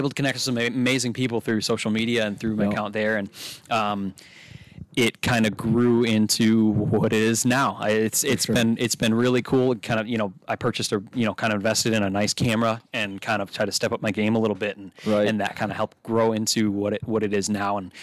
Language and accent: English; Detroit, Michigan, United States; also born or lived in Gladwin, Michigan; I was born in Detroit, Michigan, grew up there till I was about 10 or 11